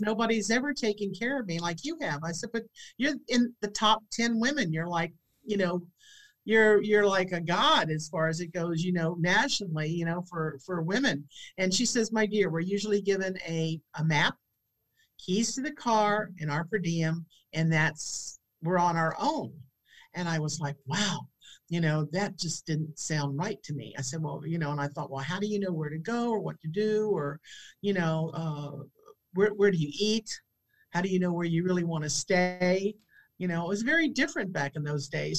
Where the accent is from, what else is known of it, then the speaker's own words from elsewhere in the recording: St. Petersburg, Florida, United States; this is my hometown.